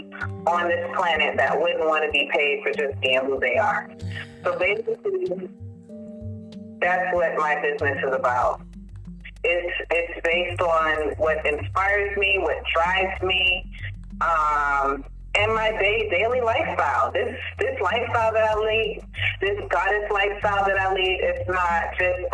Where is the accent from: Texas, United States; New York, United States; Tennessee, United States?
New York, United States; New York City; also born or lived in Pensacola, Florida / Trinidad; now in Atlanta, United States; I grew up in Brooklyn. And actually, no, I came to Brooklyn late elementary, but the year that really influenced me and who I am were my teenage years in Brooklyn